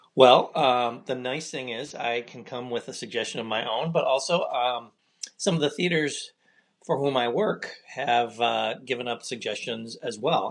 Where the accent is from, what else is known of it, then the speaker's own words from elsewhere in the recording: Michigan, United States; I'm from Michigan